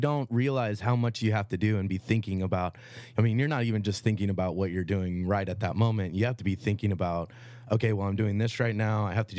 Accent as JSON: {"language": "English", "town": "Sonoma", "region": "California", "country": "United States", "tie": "born or raised there", "said": "Yeah, I grew up in Sonoma, lived in the Valley my whole entire life. My grandparents lived in Angwin for a long time"}